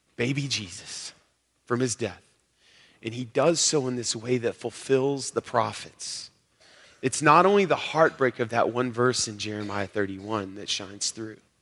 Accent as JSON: {"language": "English", "region": "Arkansas", "country": "United States", "said": "I'm from Arkansas"}